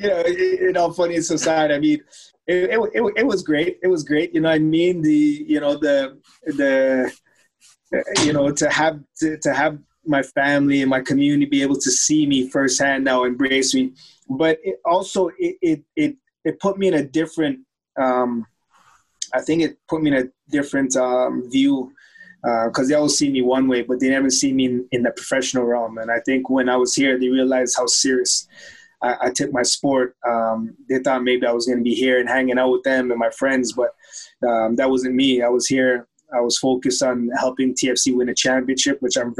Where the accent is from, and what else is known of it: Toronto, Ontario, Canada; born or raised there; also born or lived in Germany